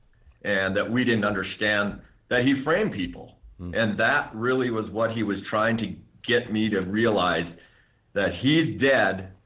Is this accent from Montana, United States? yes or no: yes; Deer Lodge, Montana, United States; my home state, Montana